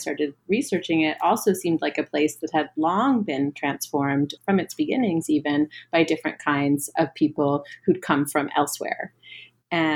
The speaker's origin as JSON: {"language": "English", "country": "United States", "also_born_or_lived": "Paris", "said": "someone from the United States"}